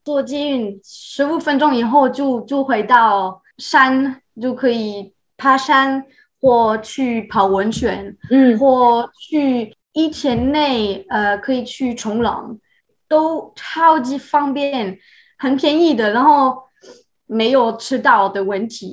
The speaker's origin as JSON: {"language": "Chinese", "country": "France", "tie": "born or raised there", "also_born_or_lived": "China / Taiwan", "first_language": "French", "second_language": "Chinese", "moved": "as an adult", "lives_now": "Montreal, Canada", "said": "我出生的地方就是比较小的农村"}